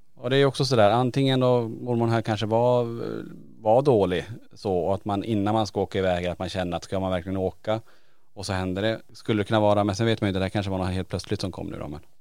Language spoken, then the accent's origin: Swedish; Norrland, Sweden; jag är från Norrland